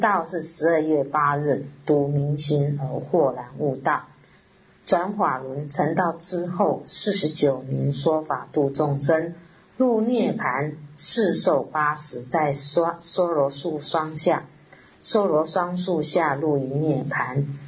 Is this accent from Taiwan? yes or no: yes; Taiwan; 我们台湾人